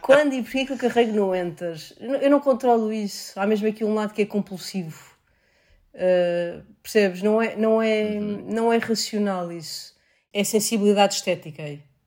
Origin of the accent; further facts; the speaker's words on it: Seixal, Setúbal, Portugal; lá na Câmara Municipal de Seixal, que foi onde eu cresci